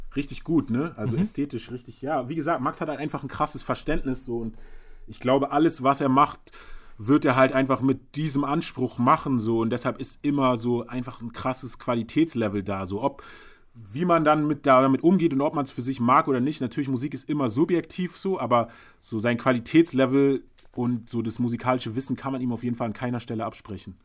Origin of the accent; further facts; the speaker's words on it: Berlin, Germany; als Berliner Hustler